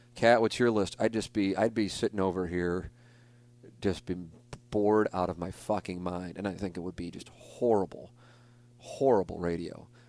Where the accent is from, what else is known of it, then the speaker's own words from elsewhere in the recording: St. Louis, Missouri, United States; I got to work in my hometown market for twenty years.